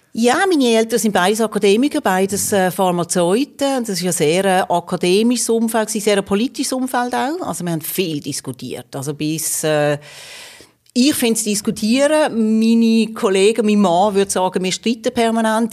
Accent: Magden, Aargau, Switzerland; moved away as an adult; also born or lived in Basel / Rome; Ich bin im Fricktal aufgewachsen, in Magde

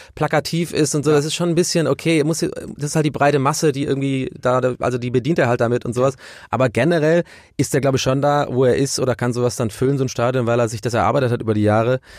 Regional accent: Germany; also born or lived in Ireland; Ich bin erst mit äh, sieben oder acht nach Deutschland äh, eingewandert

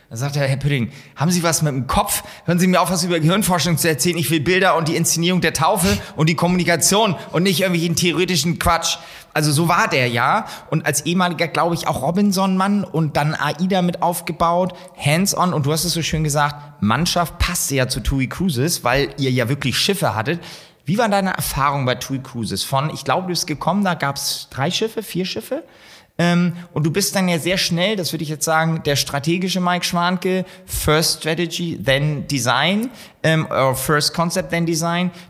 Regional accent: Hamburg, Germany; als Hamburger

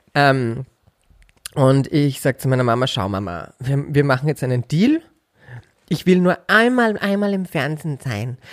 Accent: Bad Mitterndorf, Styria, Austria; also born or lived in Upper Austria; geboren bin ich in Oberösterreich und als, wir, als ich vier Jahre alt war, mein Bruder fünf, sind meine Eltern von Oberösterreich in die Steiermark gezogen und quasi bin ich ja Steirer, wenn man so möchte, weil da bin ich mhm. aufgewachsen

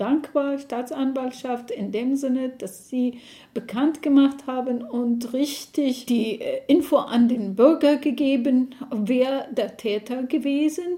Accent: Iraq; German is a second language; moved away as an adult; now in Dresden, Germany; Ich bin in Irak geboren und 1996 mit meiner Familie nach Deutschland geflohen aus dem Irak

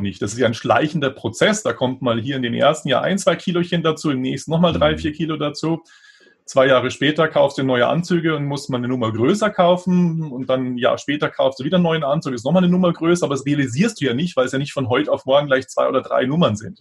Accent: Munich, Bavaria, Germany; also born or lived in Gräfelfing; Also geboren bin ich in Grefelfing, das ist ein Vorort von München, aber der ist inzwischen fast schon eingewachsen. Also es gehört mhm. schon fast zu München dazu. Aber das war nur die Geburtsklinik und dann ja, aufgewachsen, dann eben in München

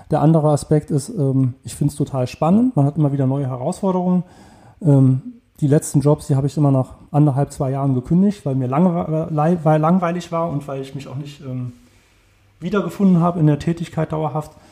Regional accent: Saarland, Germany; Ich bin ähm, im Saarland aufgewachsen, bin zum Studium weggegangen, war 16 Jahre weg und bin halt wegen der Familienentscheidung zurückgegangen.

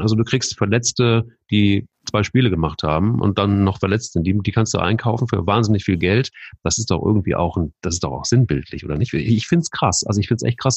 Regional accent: Hesse, Germany; also ich bin ja selber Hesse

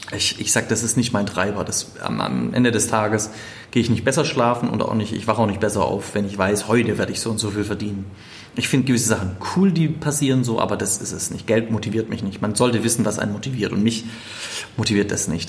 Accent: Stuttgart, Baden-Württemberg, Germany; accent: Swabian; moved away; also born or lived in Saxony; nach Stuttgart in meine Heimatstadt.

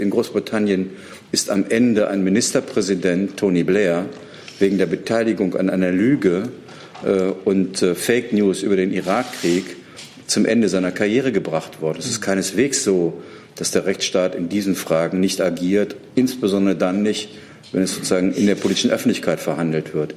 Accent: Germany; das sage ich als Deutscher

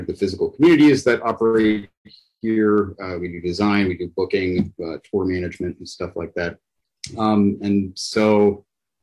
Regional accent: Pittsburgh, Pennsylvania, United States; I'm from the U.S. in Pittsburgh.

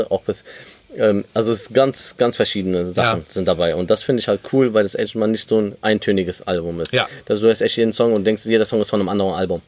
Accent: Germany; also born or lived in Lebanon (ancestry); Klar sind wir in Deutschland aufgewachsen und äh, leben hier

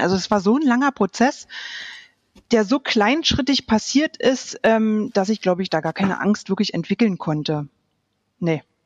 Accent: Berlin, Germany; moved away as an adult; ich bin im, in Berlin aufgewachsen

